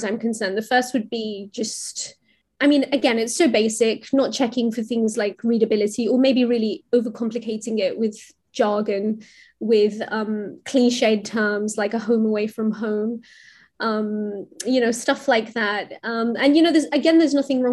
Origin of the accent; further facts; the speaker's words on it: India; I'm from India